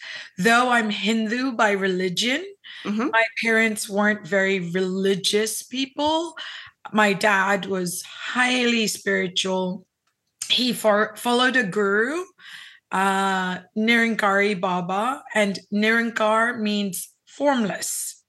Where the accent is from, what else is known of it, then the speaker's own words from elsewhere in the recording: Hong Kong; also born or lived in Philippines / Los Angeles / New York / San Francisco; now in South Texas, United States; I was born in the Philippines, raised in Hong Kong, lived in LA, New York, San Francisco, and Dubai, and I've been in South Texas now for almost 7 years.